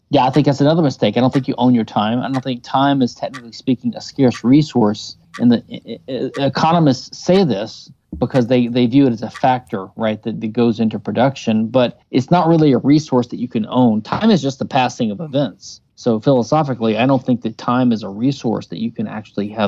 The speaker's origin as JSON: {"language": "English", "region": "Louisiana", "country": "United States", "said": "I do think I've learned a few things over the years, even though I am from Louisiana."}